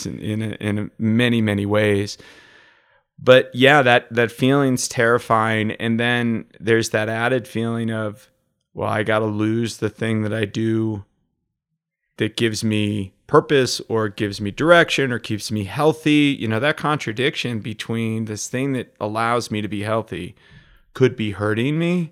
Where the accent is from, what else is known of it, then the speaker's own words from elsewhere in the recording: Utica, New York, United States; I grew up in Utica, New York